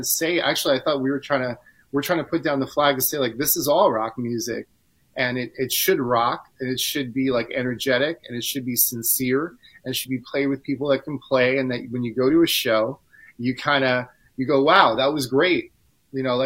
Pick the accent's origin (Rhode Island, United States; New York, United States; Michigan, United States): New York, United States; New York City; I'm maybe from New York